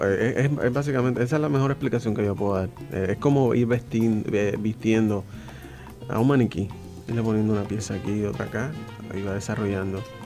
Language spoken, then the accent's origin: Spanish; San Juan, Puerto Rico; del Viejo San Juan